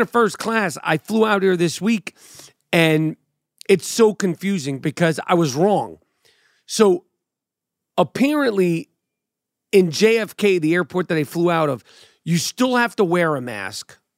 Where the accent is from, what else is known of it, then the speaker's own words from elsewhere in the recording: New York City, New York, United States; I'm a New Yorker